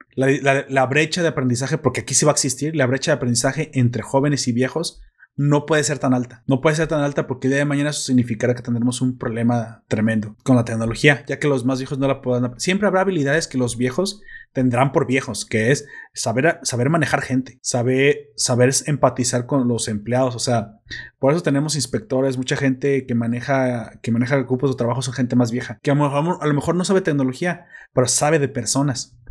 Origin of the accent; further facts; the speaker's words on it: Mexico; como soy mexicano